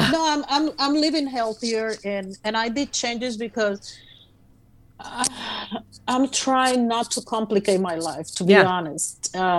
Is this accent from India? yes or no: no; Puerto Rico; Puerto Rico.